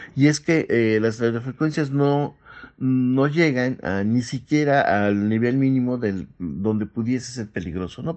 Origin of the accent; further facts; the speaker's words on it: Mexico; nosotros como mexicanos